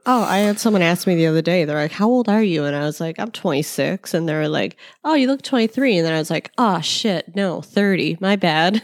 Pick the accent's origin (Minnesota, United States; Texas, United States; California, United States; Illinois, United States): Illinois, United States; Chicago; we're from Chicago